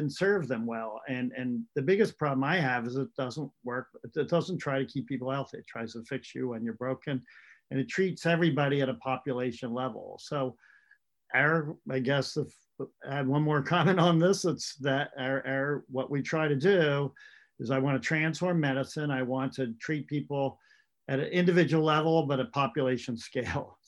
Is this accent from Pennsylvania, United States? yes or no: yes; rural Pennsylvania, United States; moved away as an adult; also born or lived in Rochester, New York / California; I grew up in rural America. It's dairy farm country in Pennsylvania